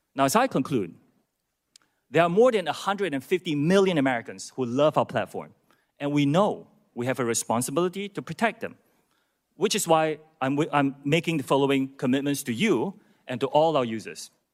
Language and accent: English; Singapore; moved away as an adult; also born or lived in United Kingdom / United States; I'm from Singapore. That's where I was born, that's where my parents. And after serving in Singapore's military